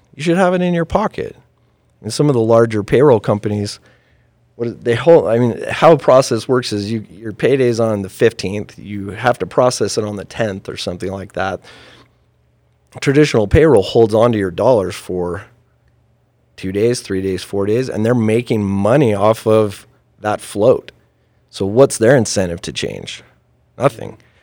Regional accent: Farmington, Utah, United States; born and raised in Utah. Um, I came, you know, I was raised on the mean streets of Farmington

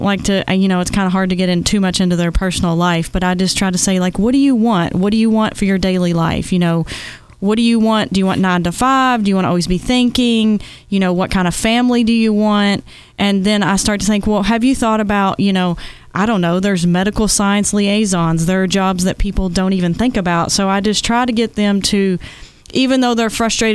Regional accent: Owensboro, Kentucky, United States; I'm from Owensboro, Kentucky

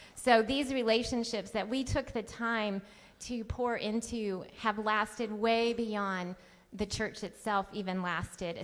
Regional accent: United States; I'm the American, Irish, whiter than white girl.

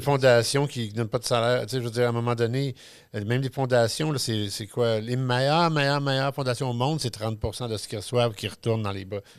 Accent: Quebec, Canada; on a hérité du chiolage inné latino-québécois franco-machin

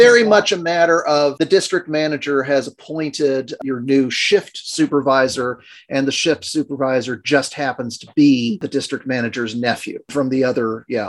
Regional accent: Ireland; Speaking as an Irishman

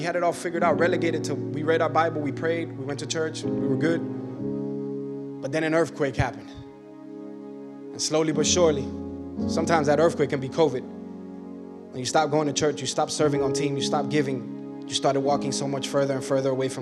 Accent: Miami, Florida, United States; moved away as an adult; I'm from Miami

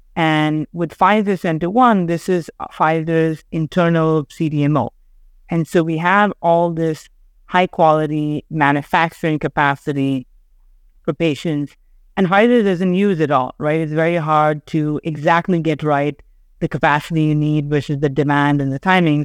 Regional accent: Chennai, Tamil Nadu, India; moved away as an adult; also born or lived in Sri Lanka; now in New York, United States; I grew up living in Chennai in India, but I spent all my summers in New York

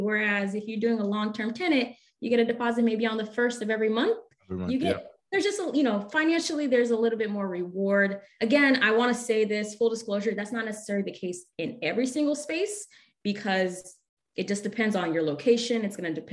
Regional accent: Haiti; moved away; I'm originally from Laguna of Haiti, and we were from the mountains

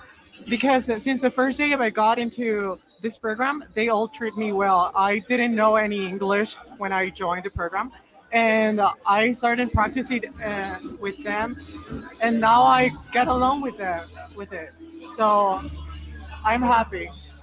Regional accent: Denver, Colorado, United States; I am from Denver, Colorado. I go to Abraham Lincoln High School.

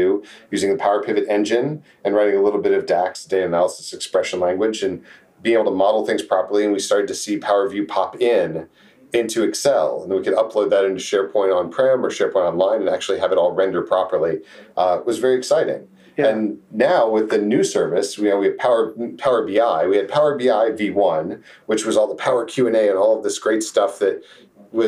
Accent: Jacksonville, Florida, United States; also born or lived in Texas / New England; now in San Antonio, United States; I grew up in Jacksonville, Florida. Did my formative years there, and then became a Texan after

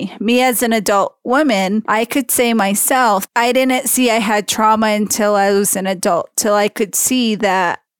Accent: Diné, Navajo Nation, United States; As a Diné woman

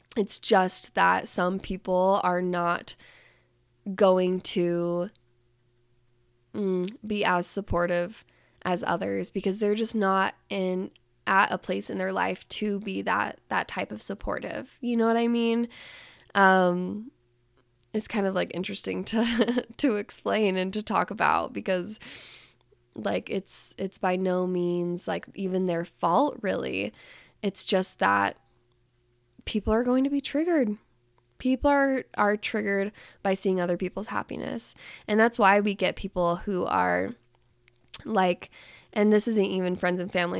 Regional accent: Salt Lake City, Utah, United States; even being back in Utah right now and being in my hometown

